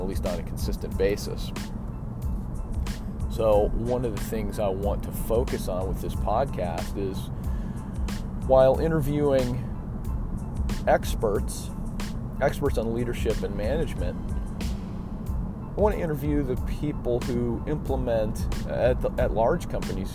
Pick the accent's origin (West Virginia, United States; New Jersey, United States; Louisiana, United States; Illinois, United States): Illinois, United States; Chicago; I'm from Chicago